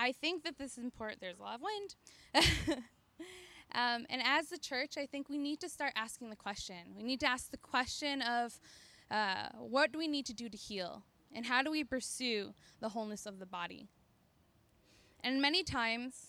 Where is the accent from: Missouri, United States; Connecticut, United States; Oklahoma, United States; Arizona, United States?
Connecticut, United States; Middletown; moved away as an adult; now in New Haven, United States; I grew up in Middletown, Connecticut